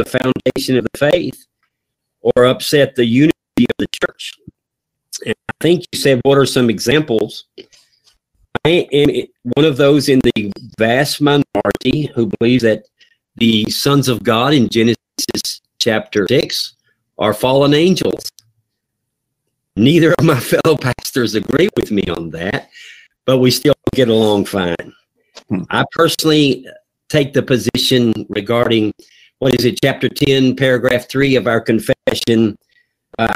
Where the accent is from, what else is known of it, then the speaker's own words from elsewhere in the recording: North Carolina, United States; now in Kentucky, United States; I am from North Carolina, and we pastor in Kentucky